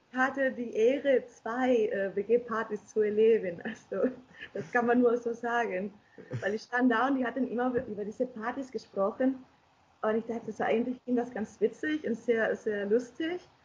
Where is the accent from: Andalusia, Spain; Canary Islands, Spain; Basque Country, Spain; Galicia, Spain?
Galicia, Spain; German is a second language; now in Germany; aus Galicia, aus meinem Bundesland